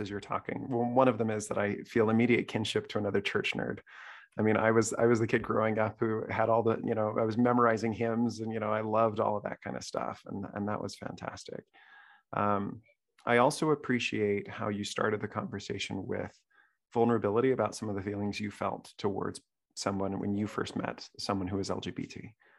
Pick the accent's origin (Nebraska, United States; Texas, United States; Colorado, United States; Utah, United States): Utah, United States; Salt Lake City; I grew up in Salt Lake City